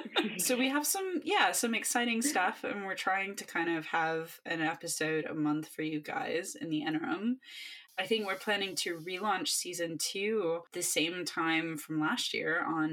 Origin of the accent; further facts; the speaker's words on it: North Carolina, United States; moved away; my home state, North Carolina.